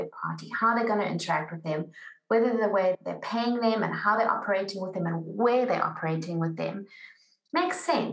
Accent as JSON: {"language": "English", "country": "South Africa", "said": "as a South African"}